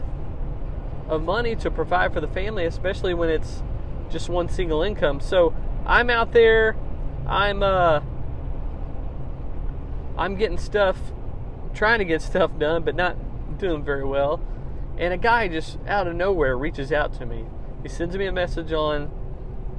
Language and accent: English; Missouri, United States; brought them back to Missouri, to my hometown